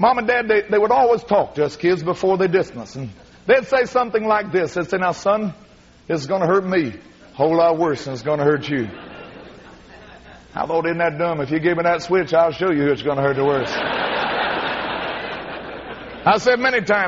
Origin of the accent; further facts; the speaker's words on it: McLeansboro, Illinois, United States; my hometown, McLeansboro, Illinois